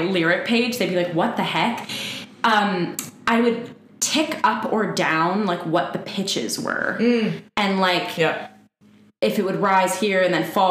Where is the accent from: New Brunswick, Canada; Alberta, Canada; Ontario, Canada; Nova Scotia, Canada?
Ontario, Canada; Windsor; moved away; I'm originally from Windsor, so I was a part of the Windsor Light Music Theater Youth Choir